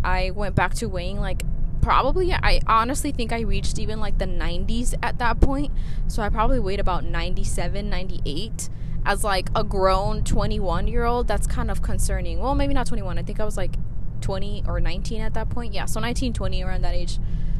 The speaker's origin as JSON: {"language": "English", "country": "Mexico", "accent": "Mexican", "said": "Sorry, my Mexican accent came out."}